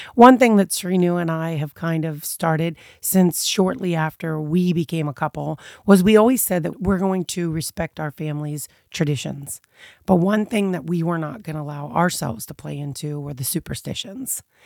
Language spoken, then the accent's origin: English; United States; as an American being brought up one way